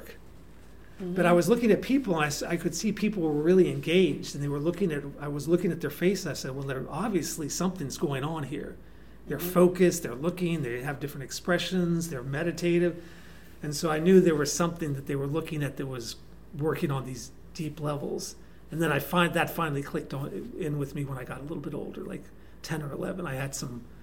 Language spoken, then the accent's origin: English; McLean, Virginia, United States; moved away as an adult; also born or lived in Washington, D.C. / Los Angeles / Santa Cruz; I was born in Washington, D.C., grew up outside of Washington in McLean, Virginia, through high school. Then pretty much lived all over the country